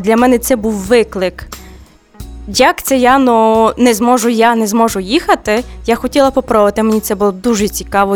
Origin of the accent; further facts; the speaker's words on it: Ukraine; moved away as an adult; я з України